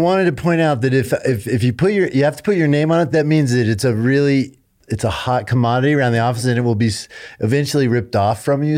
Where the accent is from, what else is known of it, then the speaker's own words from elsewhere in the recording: Colorado, United States; moved away as an adult; I wanted to move back home. to be with my parents as they grew older and raised my family here. I'm from Colorado.